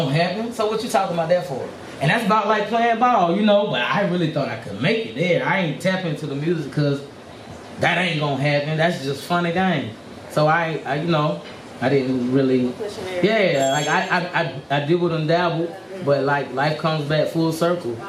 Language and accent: English; Swansea, South Carolina, United States; Happy Town, Swansea, South Carolina, Gaston, whatever. It's in the middle. Swansea and Gaston, that's why I just say Happy Town. It's a city by itself. But that's where I grew up. I'm from here, South Carolina